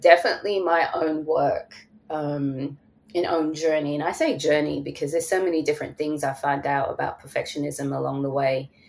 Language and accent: English; London, United Kingdom; moved away as an adult; now in Atlanta, United States; I'm from London